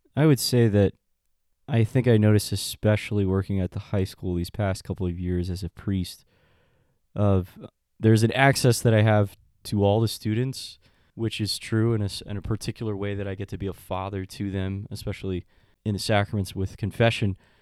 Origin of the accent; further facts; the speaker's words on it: El Paso, Texas, United States; moved away; I'm American and I grew up in El Paso